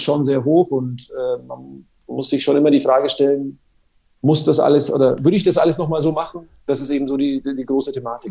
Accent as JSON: {"language": "German", "town": "Nuremberg", "region": "Bavaria", "country": "Germany", "tie": "born or raised there", "accent": "Franconian", "said": "ich bin ja in Nürnberg äh, quasi in der Haller-Wiese-Klinik geboren"}